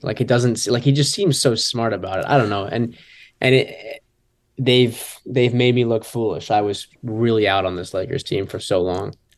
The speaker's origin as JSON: {"language": "English", "region": "Michigan", "country": "United States", "moved": "yes", "said": "I'm obviously from Michigan"}